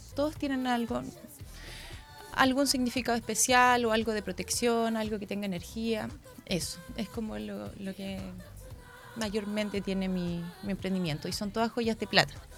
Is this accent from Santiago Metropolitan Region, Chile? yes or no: no; Valparaíso, Chile; moved away as an adult; now in Concepción, Chile; soy de Valparaíso, así que soy porteña